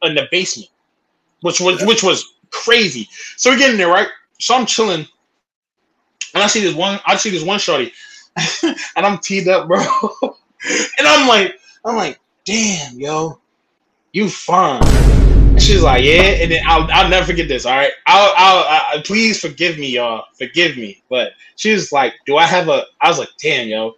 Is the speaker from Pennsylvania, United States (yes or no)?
yes; Philadelphia, Pennsylvania, United States; I'm from Philadelphia. I'm from Philly